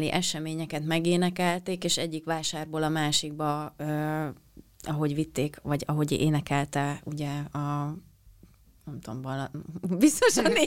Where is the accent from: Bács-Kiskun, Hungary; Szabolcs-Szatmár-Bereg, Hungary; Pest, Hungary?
Szabolcs-Szatmár-Bereg, Hungary; Penyige; az én falum, a szülőfalum Penyige